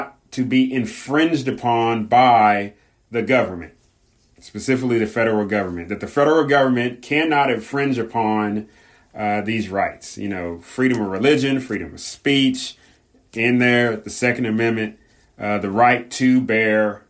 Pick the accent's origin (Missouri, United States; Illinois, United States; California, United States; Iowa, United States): California, United States; Southern; growing up in Southern California, especially during the late 80s and 90s